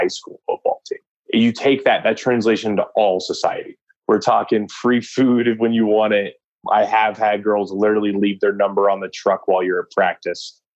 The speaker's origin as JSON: {"language": "English", "town": "San Antonio", "region": "Texas", "country": "United States", "tie": "born or raised there", "said": "I spent a lot of my time growing up in San Antonio"}